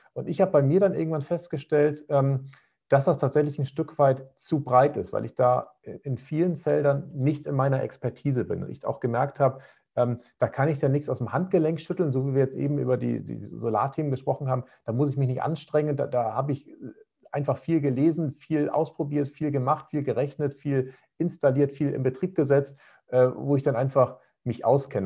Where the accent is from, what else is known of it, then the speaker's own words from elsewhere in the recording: Northern Germany, Germany; bei uns in Norddeutschland